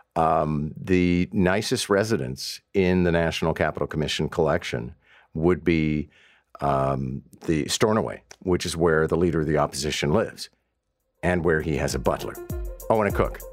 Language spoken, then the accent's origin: English; Montreal, Quebec, Canada; moved away as an adult; now in Toronto, Canada; having grown up in Montreal